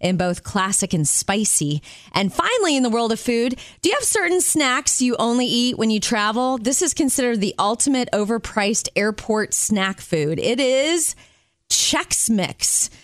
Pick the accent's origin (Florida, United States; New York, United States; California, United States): Florida, United States; Jupiter; moved away; I was raised in Jupiter, Florida, on the east coast of Florida, right near West Palm Beach.